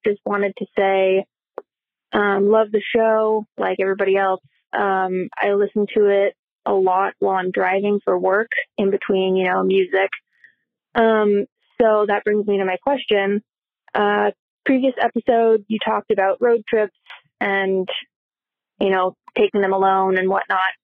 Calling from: Anchorage, Alaska, United States; I'm calling from Anchorage, Alaska.

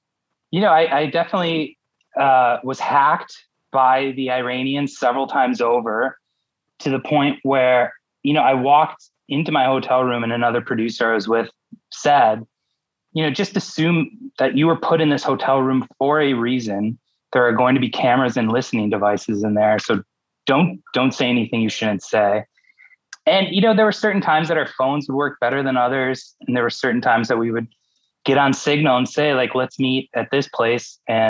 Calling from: New York City, New York, United States; I'm calling in from Brooklyn

